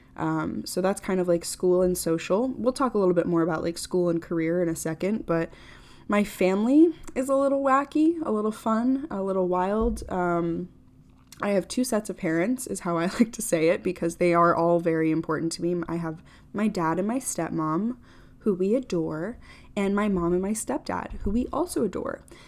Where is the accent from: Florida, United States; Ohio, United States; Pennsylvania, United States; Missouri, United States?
Florida, United States; I grew up in Florida.